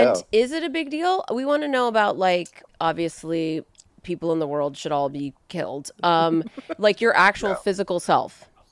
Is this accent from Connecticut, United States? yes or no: no; Southern California, United States; Now I'm from Southern California.